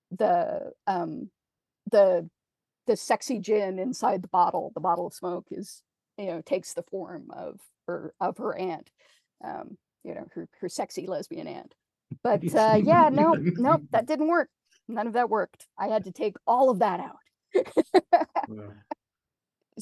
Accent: Canada

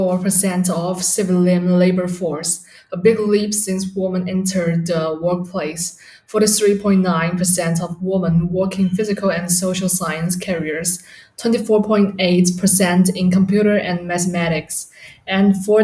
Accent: Shanghai, China; I'm from China, Shanghai.

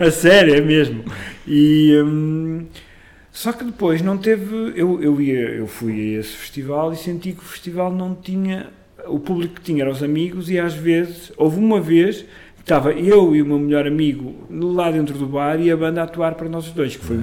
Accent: Amarante, Norte, Portugal; moved away as an adult; now in Lisbon, Portugal; um grupo de teatro que eu, que eu criei na minha terra, em Amarante

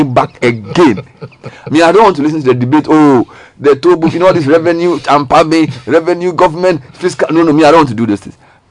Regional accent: Ghana; as a Ghanaian citizen

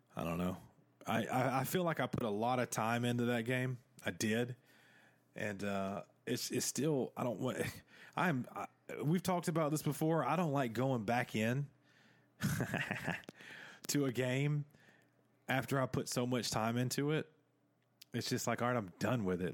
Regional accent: the South, United States; accent: Southern; I sound straight, uh, like I am from the South, huh? Of, uh, America.

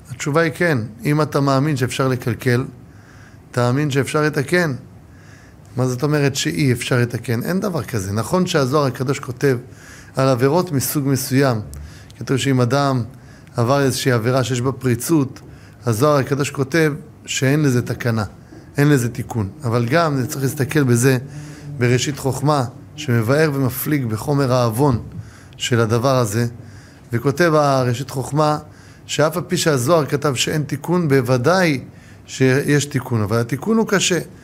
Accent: Ramat Gan, Tel Aviv District, Israel; now in Jerusalem, Israel; ההורים שלי באים ממצרים. נולדו במצרים, שניהם, ואני נולדתי ברמת גן

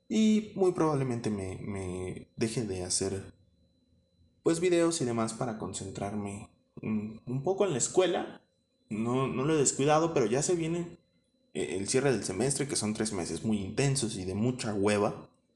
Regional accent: State of Mexico, Mexico; yo no soy chilango, soy más bien mexiquense

